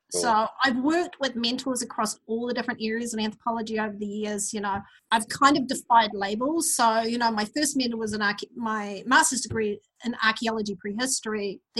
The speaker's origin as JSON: {"language": "English", "region": "Auckland", "country": "New Zealand", "tie": "born or raised there", "accent": "mid-Pacific", "said": "I grew up in New Zealand. You can probably tell by my somewhat strange mid-Pacific accent, but I grew up in New Zealand in the 1960s. Early 70s. And the first place I lived as a child was in South Auckland"}